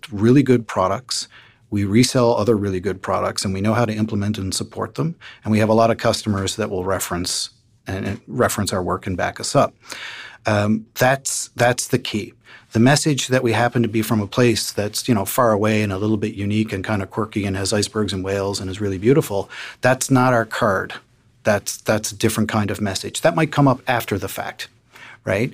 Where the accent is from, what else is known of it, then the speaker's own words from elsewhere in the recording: Newfoundland and Labrador, Canada; we're from Newfoundland